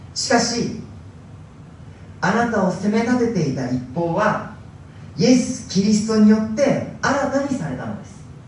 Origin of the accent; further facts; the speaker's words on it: Hokkaido, Japan; moved away; ずっと北海道で生まれ育ちました